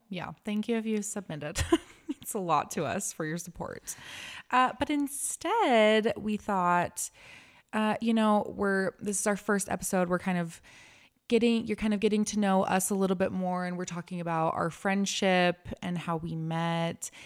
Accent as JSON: {"language": "English", "town": "Lehi", "region": "Utah", "country": "United States", "tie": "born or raised there", "said": "I was raised in Lehigh"}